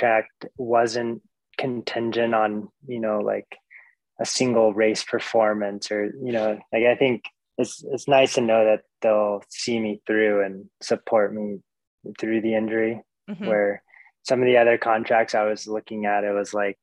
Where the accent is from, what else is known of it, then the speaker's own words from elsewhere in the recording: Fairbanks, Alaska, United States; now in Anchorage, United States; I grew up in Fairbanks, Alaska